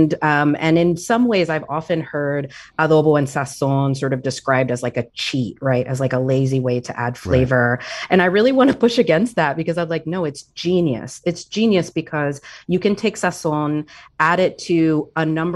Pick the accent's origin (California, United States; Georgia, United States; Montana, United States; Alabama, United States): Georgia, United States; American South outside of Atlanta; also born or lived in Puerto Rico; I grew up largely in the American South outside of Atlanta. Puerto Rico is where my heart lives. I was born there, but I moved when I was very young.